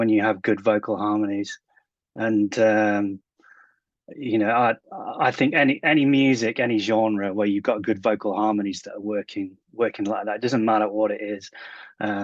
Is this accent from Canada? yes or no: no; England, United Kingdom; I grew up in the Britpop era over here in England